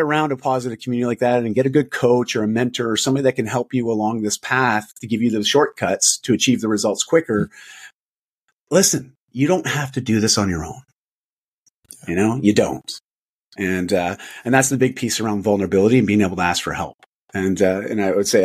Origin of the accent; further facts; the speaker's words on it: Canada; I'm Canadian